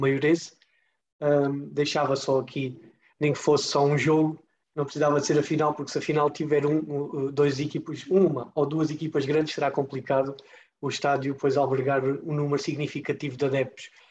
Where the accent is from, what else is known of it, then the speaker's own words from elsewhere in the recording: Portalegre, Alentejo, Portugal; eu sou alentejano, sou de Porto Alegre